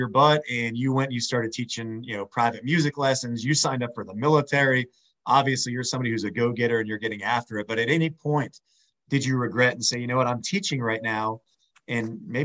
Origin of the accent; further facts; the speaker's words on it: Northeast Ohio, United States; I'm from Northeast Ohio, so I'm very familiar with Oberlin.